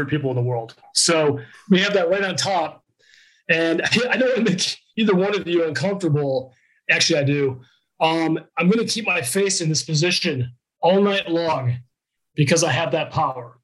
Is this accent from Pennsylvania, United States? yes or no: yes; Pennsylvania, United States; moved away as an adult; also born or lived in Madison, Wisconsin; I'm from Pennsylvania